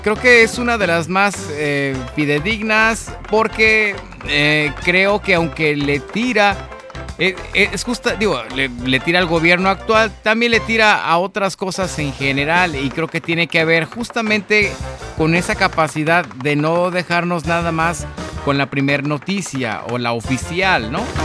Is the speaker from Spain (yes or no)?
no; Mexico; Como mexicanos